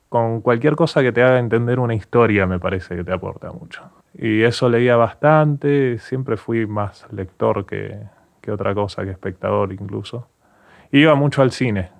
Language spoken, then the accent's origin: Spanish; Billinghurst, Buenos Aires Province, Argentina; also born or lived in Villa Bosch, Tres de Febrero; soy de, de Billinghurst en San Martín, estudié en Villavoz, que es 3 de febrero